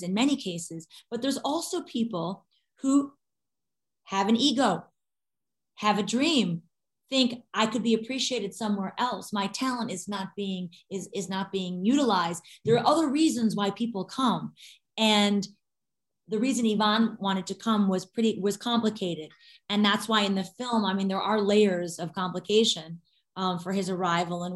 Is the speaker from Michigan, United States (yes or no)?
yes; Detroit, Michigan, United States; my hometown of Detroit